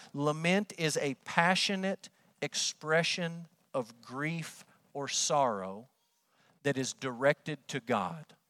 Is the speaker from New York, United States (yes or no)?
no; Amarillo, Texas, United States; moved away as an adult; also born or lived in Kentucky / Oklahoma; Growing up in Amarillo